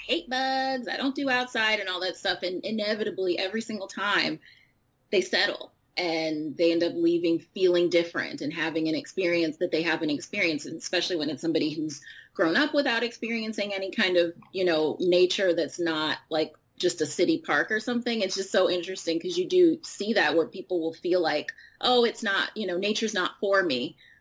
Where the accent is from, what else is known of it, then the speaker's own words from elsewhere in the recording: Chicago, Illinois, United States; growing up in Chicago.